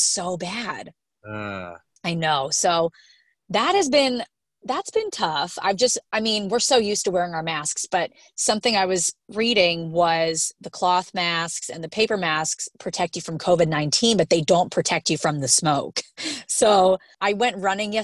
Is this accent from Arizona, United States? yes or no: no; Pennsylvania, United States; moved away; I'm from Pennsylvania